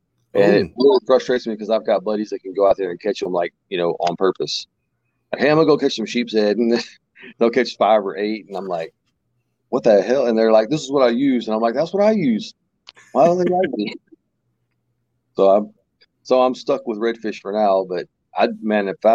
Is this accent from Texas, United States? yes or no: yes; Bolivar Peninsula, Texas, United States; where I grew up over on the Bolivar Peninsula